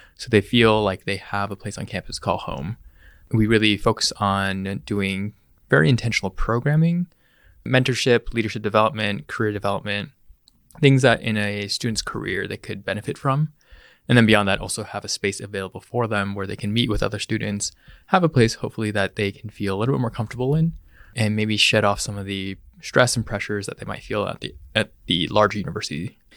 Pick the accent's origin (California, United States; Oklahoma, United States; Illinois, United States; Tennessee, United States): California, United States; Bay Area; So I was born and raised in the Bay Area. Grew up in the South Bay and the Peni-, Peninsula.